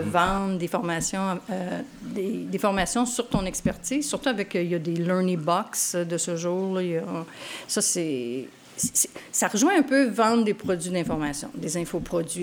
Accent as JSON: {"language": "French", "town": "Montreal", "region": "Quebec", "country": "Canada", "tie": "born or raised there", "said": "je suis né à Montréal"}